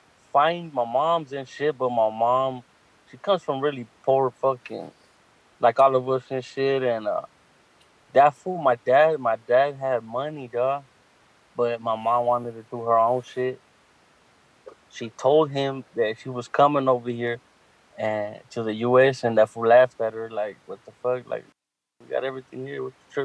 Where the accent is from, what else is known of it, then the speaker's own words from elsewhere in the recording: Long Beach, California, United States; I started in Long Beach. My mom was, they made me in Honduras.